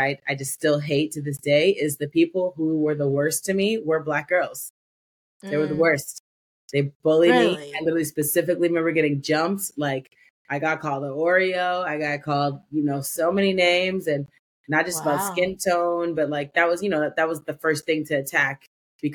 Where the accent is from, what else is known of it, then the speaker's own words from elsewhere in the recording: Evanston, Illinois, United States; I was born in a suburb of Chicago called Evanston.